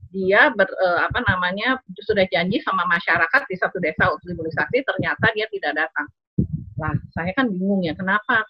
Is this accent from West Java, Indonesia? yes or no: yes; Bandung, West Java, Indonesia; moved away as an adult; also born or lived in East Nusa Tenggara / Netherlands; ayah saya orang Sumatera Barat, ibu saya dari Jawa, Jawa Tengah dan Jawa Timur. Ya, kemudian eh, kami tinggal di Bandung, jadi kita belajar bahasa Sunda